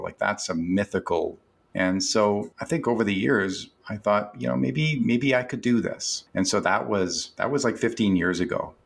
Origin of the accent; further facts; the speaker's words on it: Canada; I'm a Canadian